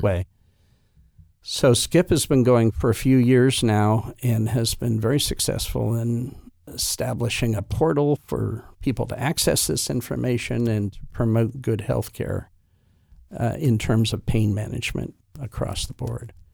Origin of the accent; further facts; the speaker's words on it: Halifax, Nova Scotia, Canada; also born or lived in Toronto; I grew up in Halifax, went to Dalhousie for my undergrad